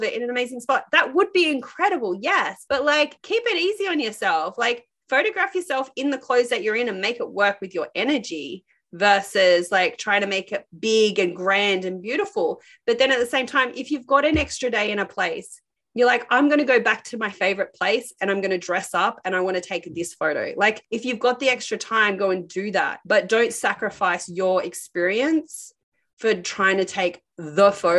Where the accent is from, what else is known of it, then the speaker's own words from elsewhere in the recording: Sydney, New South Wales, Australia; we're from Sydney, Australia